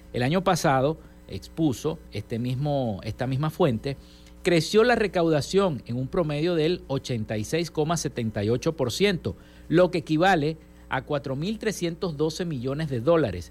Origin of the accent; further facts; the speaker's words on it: Venezuela; nuestro país